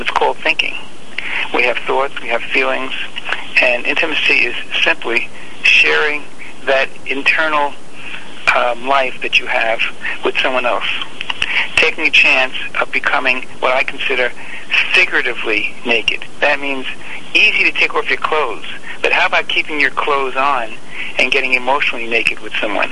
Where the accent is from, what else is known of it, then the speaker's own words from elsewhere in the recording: New York City, New York, United States; moved away as an adult; I grew up in Bensonhurst, Brooklyn. Left New York when I was 20